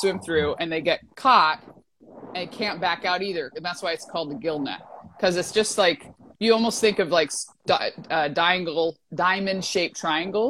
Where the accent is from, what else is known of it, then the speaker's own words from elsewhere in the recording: Alaska, United States; now in California, United States; I was born and raised in Alaska